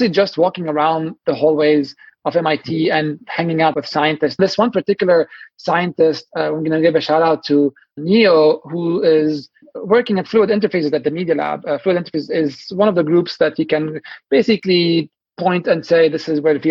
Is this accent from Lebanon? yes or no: yes; Lebanon; moved away as an adult; now in Boston, United States; I'm from Lebanon originally. I grew up in the 80s and 90s and where there was civil wars